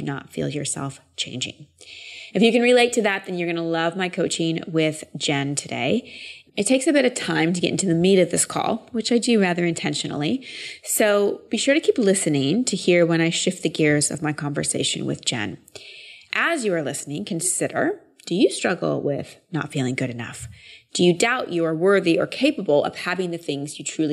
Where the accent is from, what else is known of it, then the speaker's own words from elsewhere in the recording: Austin, Texas, United States; Austin's my hometown